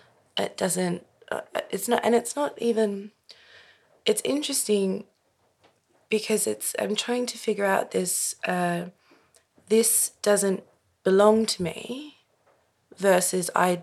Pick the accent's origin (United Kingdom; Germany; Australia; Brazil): Australia; also born or lived in Queensland; to say I'm Australian seems like the thing that I should say